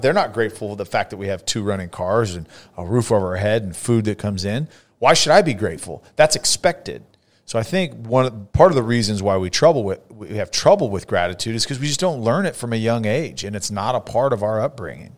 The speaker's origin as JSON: {"language": "English", "town": "Fresno", "region": "California", "country": "United States", "tie": "born or raised there", "moved": "yes", "lives_now": "Dallas area, United States", "said": "I grew up in Fresno"}